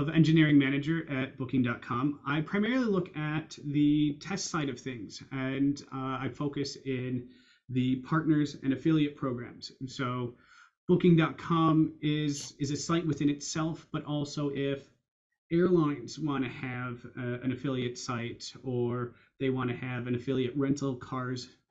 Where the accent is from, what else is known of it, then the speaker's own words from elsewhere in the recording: Chicago, Illinois, United States; moved away as an adult; also born or lived in Iowa / Edinburgh, Scotland; you can tell by the accent, I grew up in the US, I grew up in Chicago